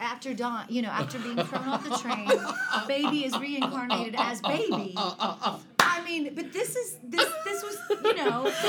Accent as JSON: {"language": "English", "town": "Panama City", "region": "Florida", "country": "United States", "tie": "born or raised there", "also_born_or_lived": "Denver", "said": "Well, I was born in Denver, Colorado, but then my parents were 15 and 16 when I was born. So then my grandparents moved to Panama City, brought me with them, along with my mother"}